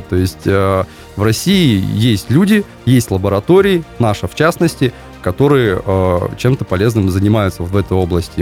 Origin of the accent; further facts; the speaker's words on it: Kyrgyzstan; now in Kaliningrad, Russia; я вообще родился в Киргизии, и там высоко над уровнем моря, полторы тысячи метров, горы, очень классное небо